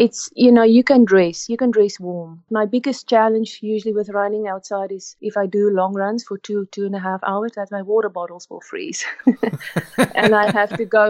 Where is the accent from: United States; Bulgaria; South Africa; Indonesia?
South Africa; moved away as an adult; now in Canada; we grew up in South Africa